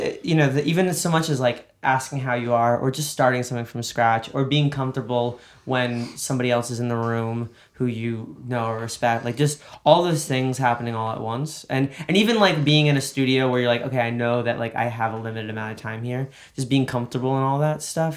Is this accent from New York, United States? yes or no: yes; New York, United States; now in Los Angeles, United States; I'm a New Yorker